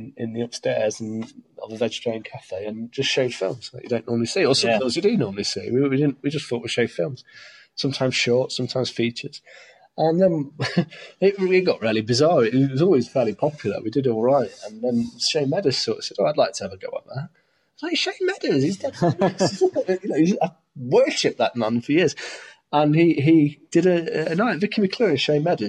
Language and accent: English; Stapleford, East Midlands, United Kingdom; also born or lived in Scotland / southern England / Beeston; I wasn't even born here. I was born in Scotland. I grew up in Stapleford and all places